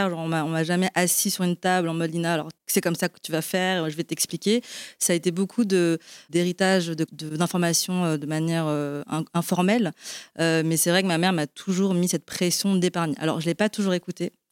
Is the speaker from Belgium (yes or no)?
yes; Belgium; now in France; moi, je suis d'origine chinoise, mais je suis née en Belgique. Donc j'ai grandi euh, en, Europe et aujourd'hui je vis en France.